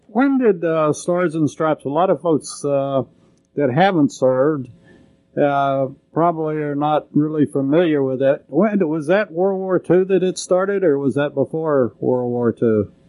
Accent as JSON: {"language": "English", "town": "Lubbock", "region": "Texas", "country": "United States", "tie": "born or raised there", "said": "growing up in Lubbock"}